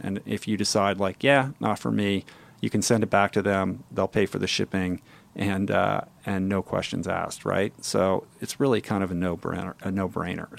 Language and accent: English; Washington, District of Columbia, United States; moved away; I grew up in Washington, D C, inside the Beltway